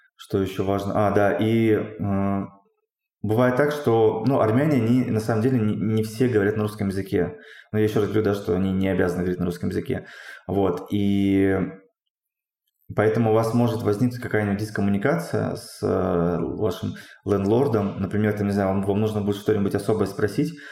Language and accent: Russian; Russia; moved away as an adult; also born or lived in Tyumen, Russia; now in Armenia; Я говорю, ну вот, там из России